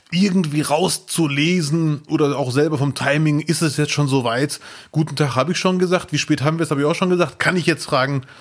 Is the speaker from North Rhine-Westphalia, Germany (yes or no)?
yes; Bielefeld, North Rhine-Westphalia, Germany; sage ich, ich komme aus Bielefeld und dann sagen die, woher kommst du wirklich? Und dann mhm. sage ich, ja, meine Eltern kommen aus Marokko, ich bin auch Marokkaner, entspannt euch mhm. und Deutscher gleichzeitig